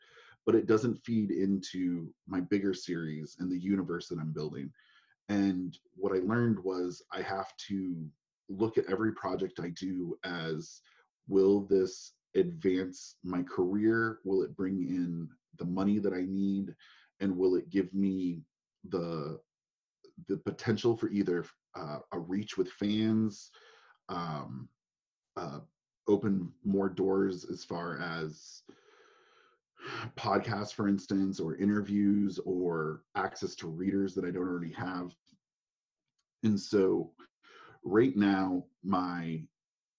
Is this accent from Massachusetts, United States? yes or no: no; Maine, United States; moved away; also born or lived in Savannah, Georgia; It's very similar to what I grew up in Maine.